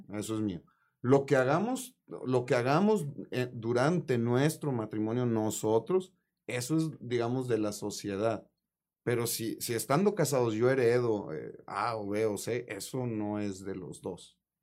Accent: Mexico; como buen mexicano

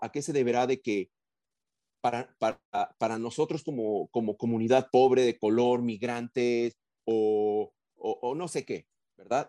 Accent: Mexico City, Mexico; moved away; also born or lived in Arizona; soy un, hombre migrante, ¿verdad? Vengo de la Ciudad de México, de una ciudad donde eh, en vez de nubes blancas tenemos una nube de smog muy oscura, ¿verdad? Entonces, y así crecí

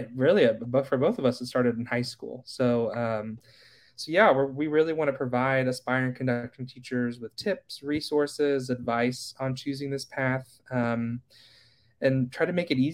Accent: Parkersburg, West Virginia, United States; I'm from Parkersburg, West Virginia. I grew up singing in choir forever

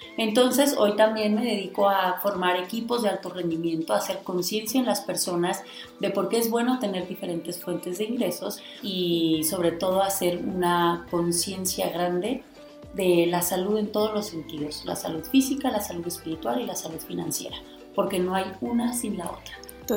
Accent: Guanajuato, Mexico; de donde yo soy, que es de Guanajuato

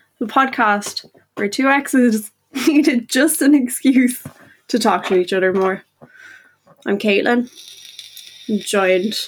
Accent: Ireland; us Irish folk

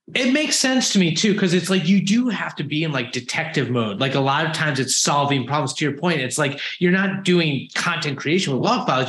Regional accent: United States; I'm American

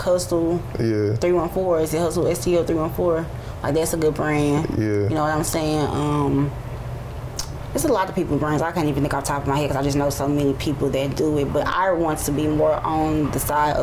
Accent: St. Louis, Missouri, United States; I'm a model from St. Louis. I do things outside of St. Louis

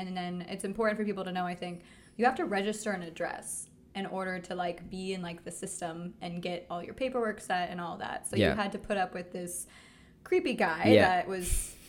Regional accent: San Diego, California, United States; moved away as an adult; now in Amsterdam, Netherlands; We're from San Diego.

